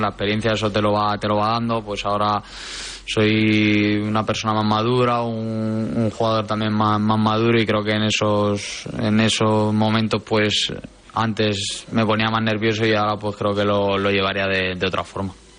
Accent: Spain; en España, en ciertos lugares, somos muy críticos

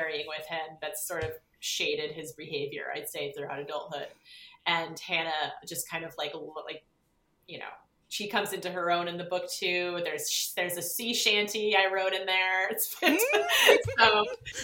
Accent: San Diego, California, United States; also born or lived in Carlsbad; I'm from San Diego originally

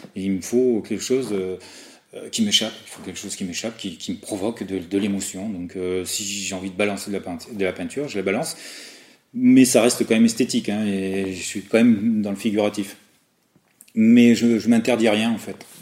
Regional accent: Avignon, Provence-Alpes-Côte d'Azur, France; also born or lived in Soissons, Aisne, France; Je suis arrivé en Avignon euh, à l'âge de 9 ans. Je suis né à Soissons, dans l'Aisne

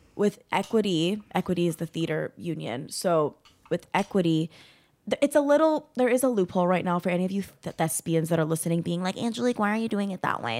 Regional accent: Arizona, United States; now in Burbank, United States

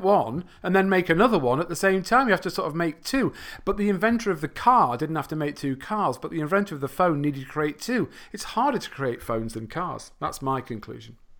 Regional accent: England, United Kingdom; first language English; I come from a country called England.

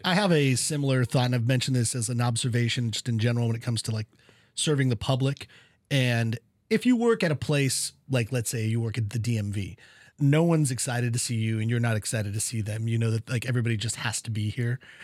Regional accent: West Coast, United States; moved away; growing up on the West Coast

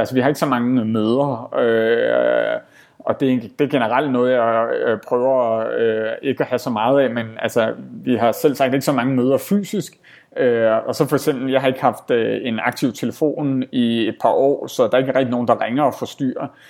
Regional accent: Denmark; moved away as an adult; som danskere

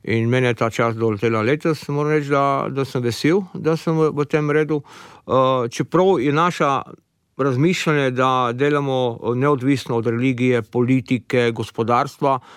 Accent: Slovenia; najbolj aktivni so Avstrici in normalno Slovenci smo zraven.

